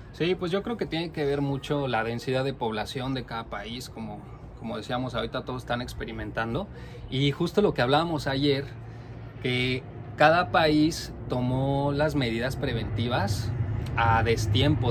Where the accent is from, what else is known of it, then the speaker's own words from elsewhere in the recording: Mexico; now in Norway; Nosotros somos dos mexicanos que vivimos en Noruega